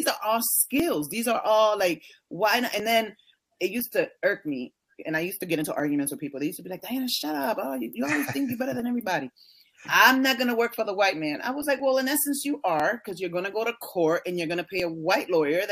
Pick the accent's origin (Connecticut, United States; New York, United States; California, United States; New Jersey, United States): Connecticut, United States; Hartford; I'm from the North